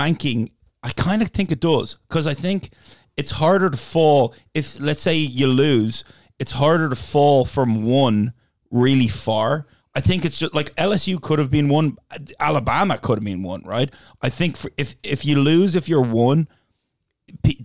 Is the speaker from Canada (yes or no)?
no; Dublin, Leinster, Ireland; Said Dublin.